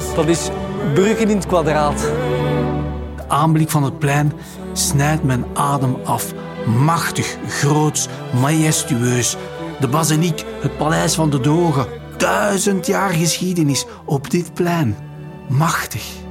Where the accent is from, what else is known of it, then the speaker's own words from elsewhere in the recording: Flanders, Belgium; Als Vlaming